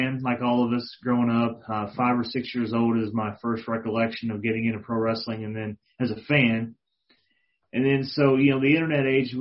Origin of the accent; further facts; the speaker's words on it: Dexter, Missouri, United States; moved away; also born or lived in Sikeston, Missouri / Jonesboro, Arkansas; Originally grew up in the Boot Hill of the great state of Missouri. Dexter, Missouri is my hometown.